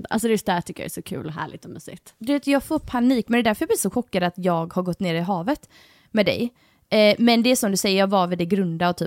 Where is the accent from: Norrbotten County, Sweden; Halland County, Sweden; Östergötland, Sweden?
Halland County, Sweden; Halmstad; eftersom jag är uppvuxen också i Halmstad Alltså, för jag tänker så här, vi båda är uppvuxna på västkusten